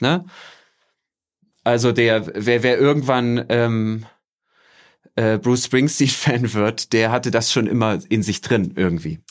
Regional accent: Germany; moved away as an adult; also born or lived in southern Mexico; now in Mexico; meine Kindheit und Jugend in der DDR

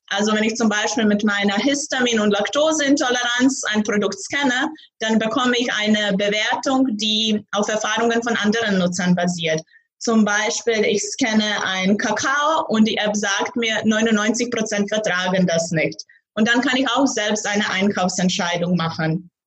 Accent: Zagreb, City of Zagreb, Croatia; German is a second language; moved away as an adult; now in Braunschweig, Germany; ich komme aus Kroatien, aus Zagreb. Ich wohne die letzten drei Jahre in Deutschland, in Braunschweig.

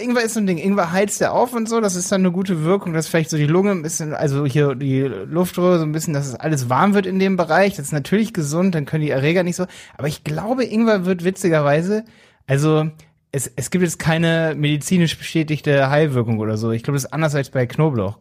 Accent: Hanover, Lower Saxony, Germany; ich komme aus Hannover, bei Hildesheim.

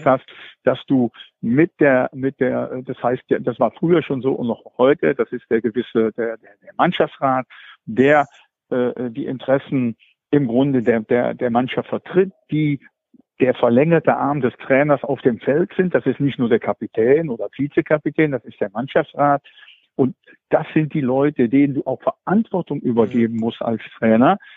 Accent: Krefeld, North Rhine-Westphalia, Germany; Die Fortuna habe ich hier aus meinem Heimatort

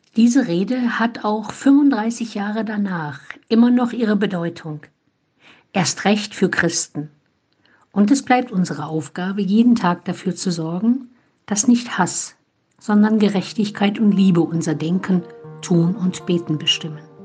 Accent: Germany; now in Olpe, Germany; hier bei uns in Deutschland

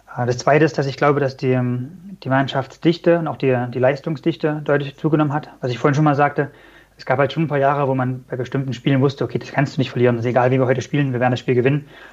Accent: Germany; als Deutscher

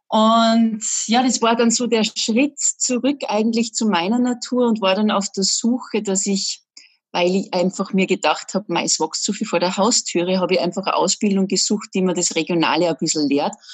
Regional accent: Salzburg, Austria; ich bin Salzburgerin

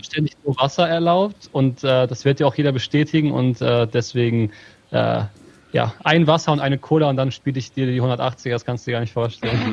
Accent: Hameln, Lower Saxony, Germany; Ich bin Ham äh, in Hameln geboren

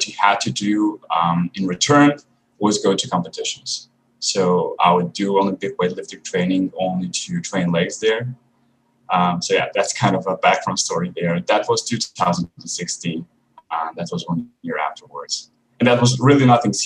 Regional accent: Croatia; I'm actually from a village in Croatia, which is near a city, which isn't also big

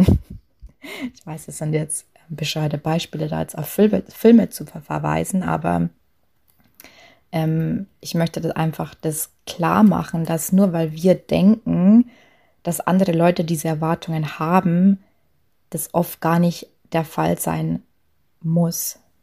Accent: Lower Bavaria, Germany; accent: Lower Bavarian dialect; moved away; ich komme ursprünglich aus, aus Niederbayern und habe auch ähm, spreche auch zu Hause immer Dialekt

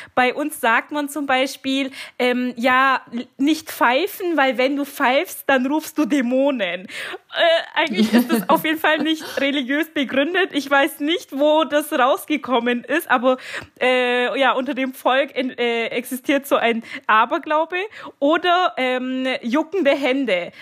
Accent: Bavaria, Germany; moved away; ich bin jetzt momentan äh, in meiner Heimat in Bayern

